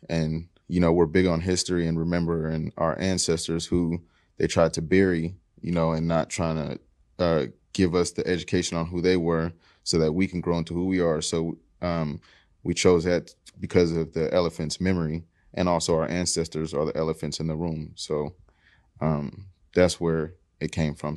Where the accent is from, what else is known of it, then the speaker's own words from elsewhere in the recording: Seattle, Washington, United States; I'm from the Central District. Uh, family been here since the forties